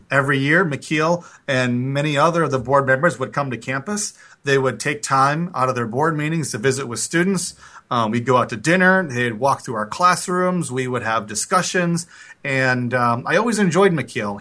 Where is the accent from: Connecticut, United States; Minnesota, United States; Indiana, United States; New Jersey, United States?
Minnesota, United States; Bloomington; I grew up in Bloomington, Minnesota, a suburb of Minneapolis